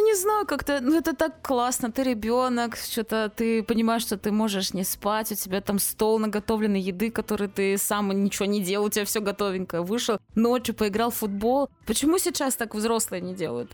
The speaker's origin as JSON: {"language": "Russian", "region": "Kaliningrad Oblast", "country": "Russia", "said": "я же из Калининграда"}